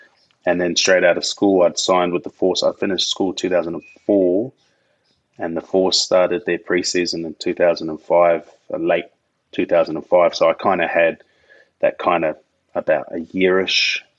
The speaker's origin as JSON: {"language": "English", "country": "New Zealand", "lives_now": "Australia", "said": "Being a Kiwi, I was like, yeah, bro, I know how to play rugby, of course."}